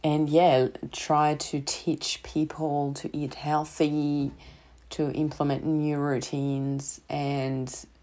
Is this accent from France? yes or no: yes; Paris, Île-de-France, France; English is a second language; moved away as an adult; also born or lived in rural Victoria, Australia; now in Victoria, Australia; I'm not an English native speaker. I'm coming from France and from Paris, actually.